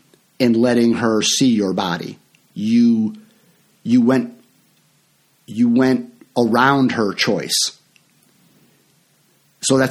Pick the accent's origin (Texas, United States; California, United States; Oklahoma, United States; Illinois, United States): Illinois, United States; Franklin Park; I grew up in Franklin Park, Illinois